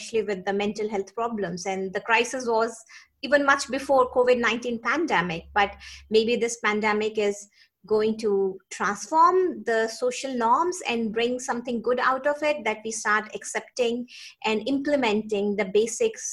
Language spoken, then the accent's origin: English; India; moved away as an adult; also born or lived in Singapore; now in New Zealand; So I grew up in India. I did my medicine in India and my post-graduation.